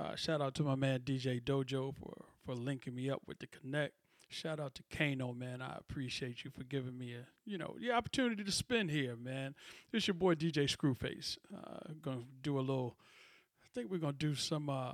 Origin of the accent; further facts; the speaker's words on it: the East, East Coast, United States; now in California, United States; Coming to you live and direct from Cali. Born and raised in the East. Chilling out here in the West right now